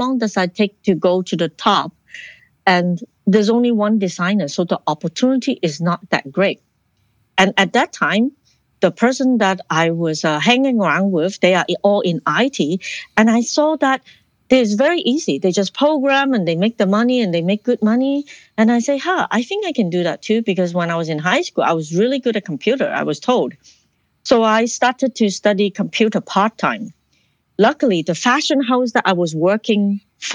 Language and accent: English; Ottawa, Ontario, Canada; moved away as an adult; also born or lived in Hong Kong / Toronto / United States; now in Vancouver, Canada; I was born in Hong Kong, raised in Ottawa, and then I moved to Toronto to study fashion design.